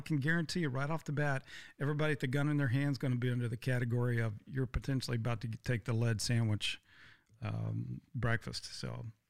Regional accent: Texas, United States; I grew up in Texas, I'm fifth generation Texas

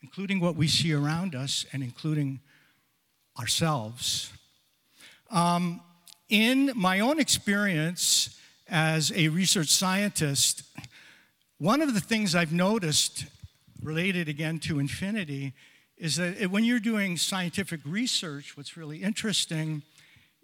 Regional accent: Sarnia, Ontario, Canada; I'm born and raised in Sarnia, Ontario

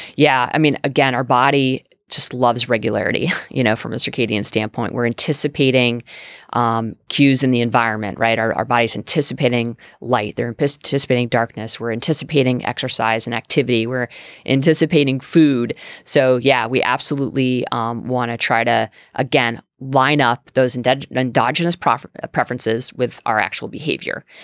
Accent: New England, United States; I'm from New England

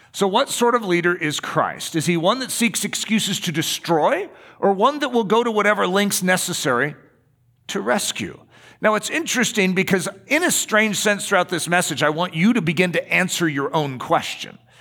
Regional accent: United States; we're American

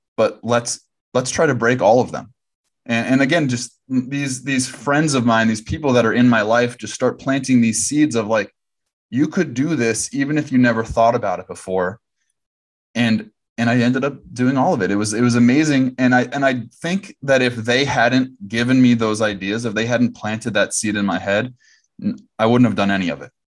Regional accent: Southern California, United States; I'm from Southern California

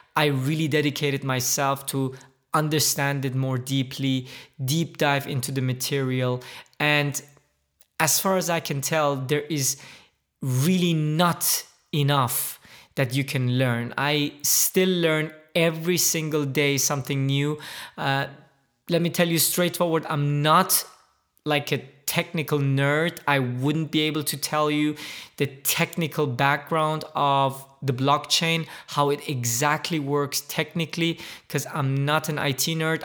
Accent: Germany; moved away as an adult; also born or lived in Middle East / United States / Dubai; I am originally from the Middle East. I, uh, grew up, however, in Germany

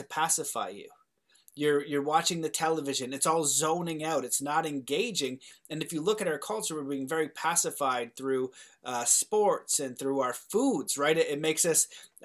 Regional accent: Canada; I'm Canadian

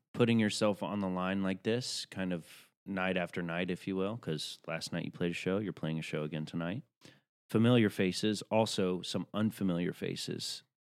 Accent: Tennessee, United States; I'm from Tennessee

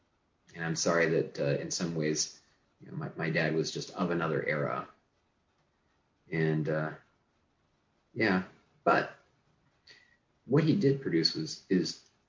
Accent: Southern California, United States; I grew up in Southern California

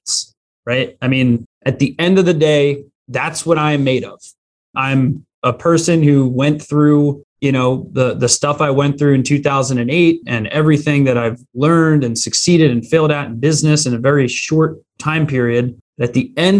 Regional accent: Philadelphia, Pennsylvania, United States; I grew up right in the Philly area

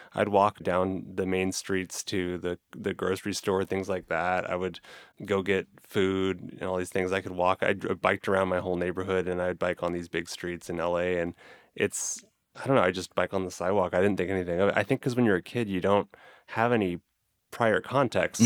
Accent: Los Angeles, California, United States; moved away; I grew up in Los Angeles

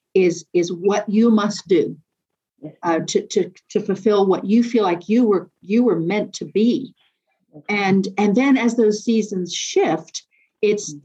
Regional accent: Nairobi, Kenya; moved away; also born or lived in East African Community; I was born in Nairobi uh, and spent years living in the East African community.

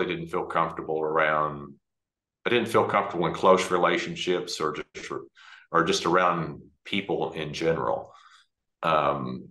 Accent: Dallas, Texas, United States; I grew up in Dallas, Texas.

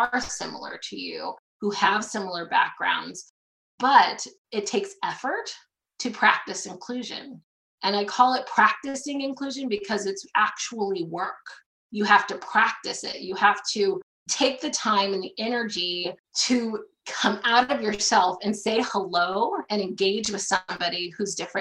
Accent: Ventura County, California, United States; I grew up in Ventura County, California.

